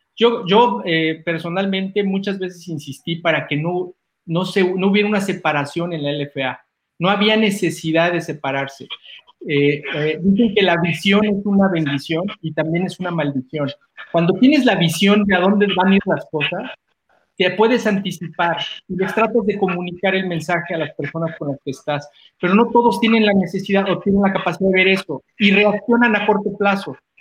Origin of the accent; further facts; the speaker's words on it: Mexico City, Mexico; yo soy chilango